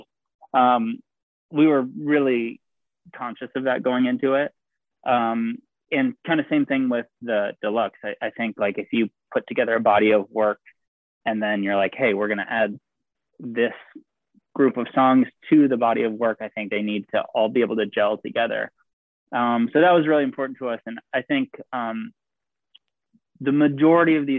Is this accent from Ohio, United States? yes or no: yes; Ohio, United States; moved away; I'm originally from Ohio